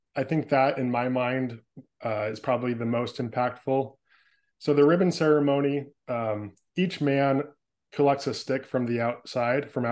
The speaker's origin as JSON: {"language": "English", "area": "San Francisco Bay Area", "region": "California", "country": "United States", "tie": "born or raised there", "moved": "as an adult", "lives_now": "Portland, United States", "said": "I was born and raised in the San Francisco Bay Area in California. I spent the first 25 years of my life there"}